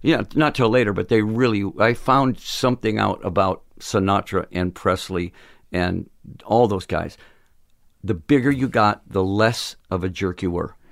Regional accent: Phoenix, Arizona, United States; We're from Phoenix

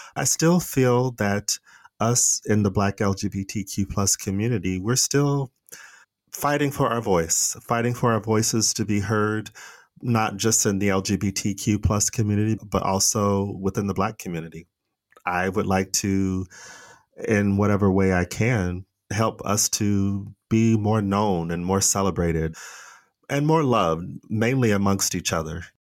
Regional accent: Phoenix, Arizona, United States; accent: American; moved away as an adult; also born or lived in Los Angeles, California; now in Stockholm, Sweden; I'm originally from Phoenix, Arizona

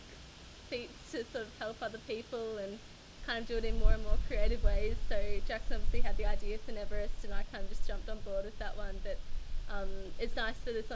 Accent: Melbourne, Victoria, Australia; I'm from Melbourne

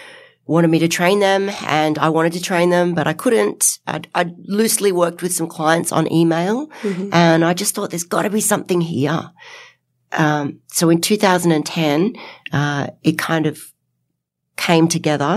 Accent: Nelson Bay, New South Wales, Australia; from Nelson Bay. Hi, I'm 14 years old

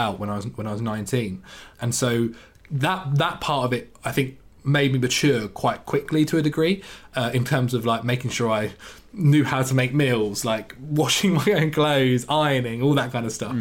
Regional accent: England, United Kingdom; growing up in England

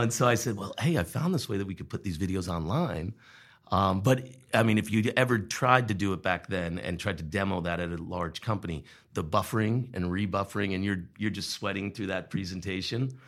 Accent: Long Island, New York, United States; moved away as an adult; also born or lived in Wilmington, Vermont; now in Vermont, United States; I'm originally from New York. I grew up on Long Island

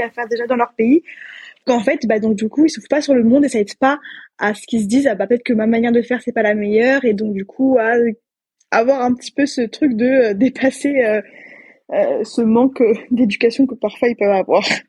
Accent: France; moved away as an adult; now in Austin, United States; moi en tant que française

